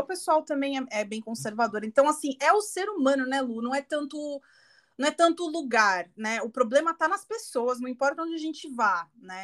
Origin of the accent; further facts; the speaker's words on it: Guarulhos, São Paulo, Brazil; eu sou de Guarulhos